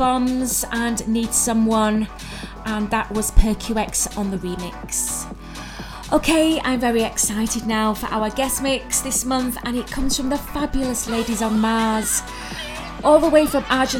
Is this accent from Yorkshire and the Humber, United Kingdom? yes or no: yes; Leeds, Yorkshire and the Humber, United Kingdom; my hometown of Leeds